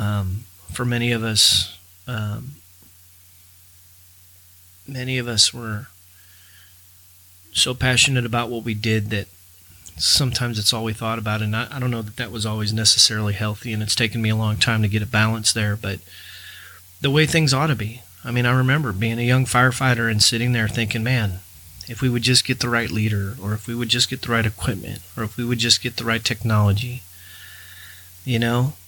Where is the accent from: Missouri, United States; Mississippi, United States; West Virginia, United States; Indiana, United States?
Missouri, United States; St. Louis; the time I spent growing up in St. Louis, Missouri